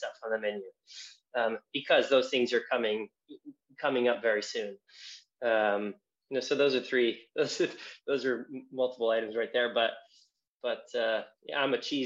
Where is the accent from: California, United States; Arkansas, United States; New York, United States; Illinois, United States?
California, United States; Southern; moved away as an adult; now in London, United Kingdom; coming from California